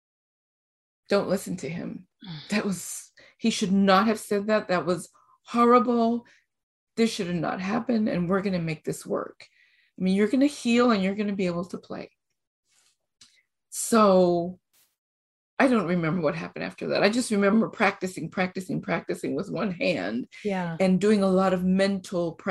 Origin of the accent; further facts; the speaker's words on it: Costa Rica; moved away; also born or lived in Mexico / Fort Worth, Texas; I am originally from Costa Rica. Mm. I've been in school in Costa Rica and in Mexico for elementary, high school, and then college in Mexico